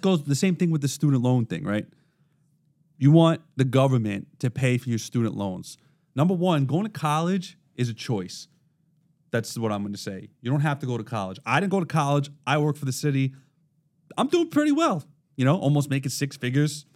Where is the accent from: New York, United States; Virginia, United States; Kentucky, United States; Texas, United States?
New York, United States; New York City; accent: Brooklynese; I was raised in Brooklyn, so this is how I talk